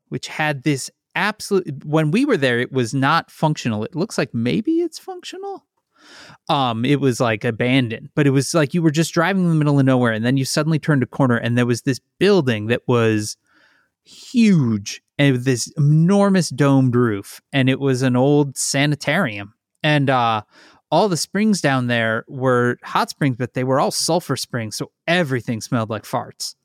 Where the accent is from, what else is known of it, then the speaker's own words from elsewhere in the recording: Midwest, United States; now in Chicago, United States; I'm from the Midwest